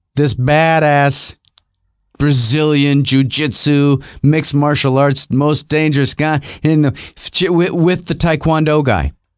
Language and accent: English; Rochester, New York, United States; moved away; also born or lived in Los Angeles; when I was growing up in Rochester, New York